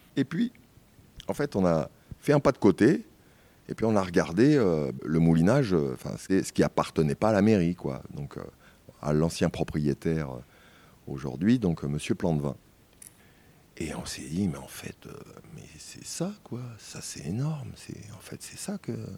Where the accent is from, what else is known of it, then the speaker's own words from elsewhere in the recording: Paris, Île-de-France, France; moved away; je suis parisien, né à Paris en tous les cas.